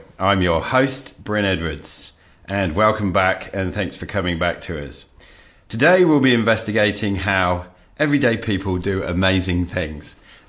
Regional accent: England, United Kingdom; moved away; You, like myself, originally from England.

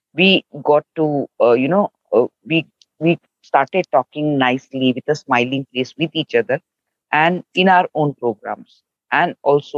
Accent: India; from India

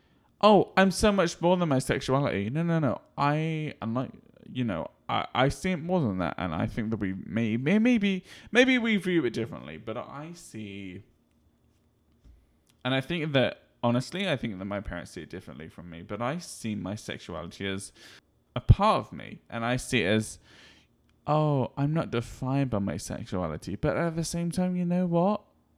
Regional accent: United Kingdom; I'm British, I don't get emotional.

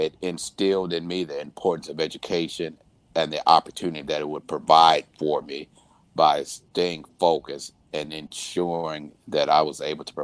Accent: Aurora, Illinois, United States; also born or lived in Vicksburg, Mississippi; So the family moved back to Illinois. That's where I eventually grew up

